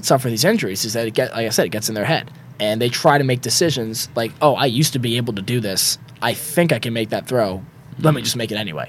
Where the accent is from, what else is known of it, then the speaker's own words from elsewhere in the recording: New York, United States; as a New Yorker